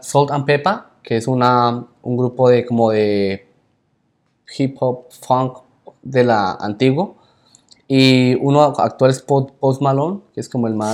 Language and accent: Spanish; Colombia; como todo buen colombiano